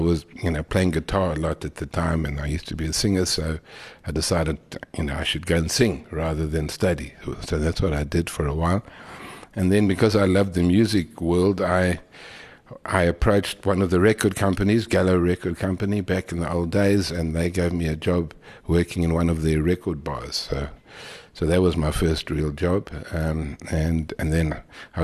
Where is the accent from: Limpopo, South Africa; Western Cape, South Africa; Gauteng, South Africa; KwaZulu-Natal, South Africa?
Gauteng, South Africa; Johannesburg; also born or lived in Funnabile Park; I was born in Funnabile Park, in 1953, a long time ago, and then moved to Johannesburg when I was about 4 years old